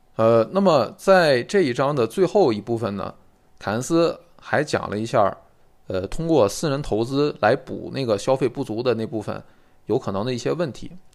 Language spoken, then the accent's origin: Chinese; China; 我们中国人其实对理解坎思的这个推理应该是能有很切实的感受的